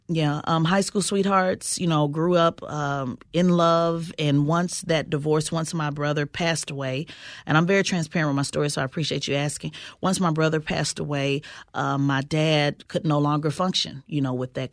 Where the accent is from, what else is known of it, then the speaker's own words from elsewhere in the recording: Oklahoma City, Oklahoma, United States; growing up in Oklahoma City, uh, which is a part of the Bible Belt